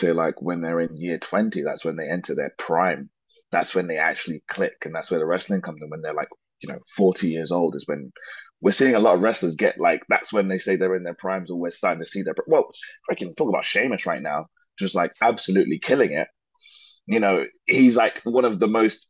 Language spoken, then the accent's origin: English; London, United Kingdom; when you live in London, like I guess I feel like okay, I say I'm Nigerian, sometimes I say I'm English, but this part of Nigerian that I say that I am, I've never actually seen it